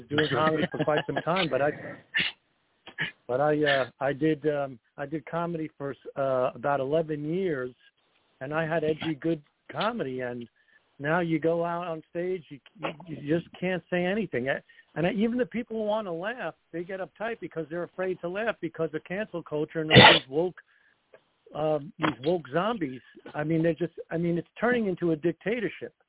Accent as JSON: {"language": "English", "town": "Shirley", "region": "New York", "country": "United States", "said": "I'm from Shirley, Long Island"}